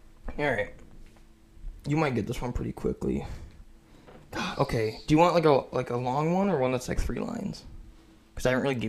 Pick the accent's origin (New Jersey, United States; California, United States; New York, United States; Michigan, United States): Michigan, United States; I'm from Michigan.